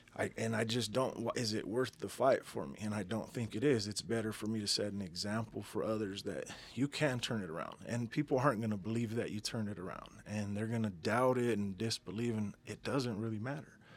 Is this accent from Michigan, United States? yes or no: no; Denver, Colorado, United States; I'm a Denver native, born and raised in Denver, Colorado.